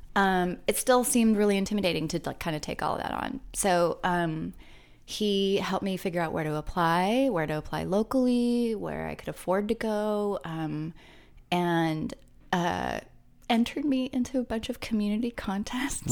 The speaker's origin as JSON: {"language": "English", "area": "Orange County", "region": "Southern California", "country": "United States", "tie": "born or raised there", "also_born_or_lived": "Long Beach, California / Los Angeles, California", "said": "I grew up in Southern California"}